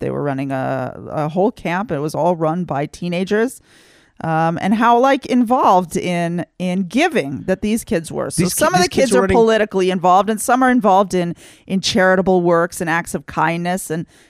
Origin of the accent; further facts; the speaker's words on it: Texas, United States; now in Israel; I grew up in Texas. Here in Israel